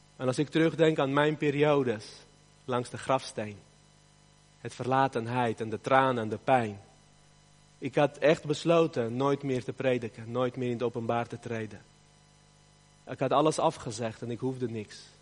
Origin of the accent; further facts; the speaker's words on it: Armenia; moved away; Armenië, het land waar ik vandaan kom